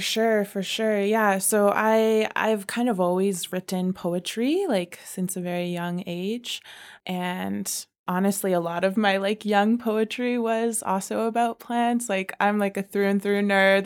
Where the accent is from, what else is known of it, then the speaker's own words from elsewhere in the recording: Calgary, Alberta, Canada; I was born here in Calgary, here on Treaty Seven land